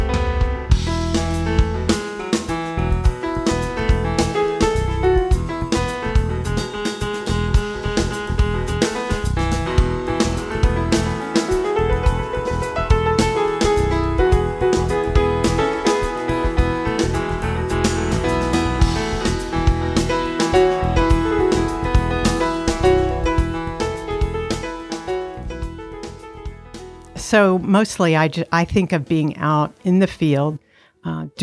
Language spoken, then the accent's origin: English; Houston, Texas, United States; I'm from Houston, Texas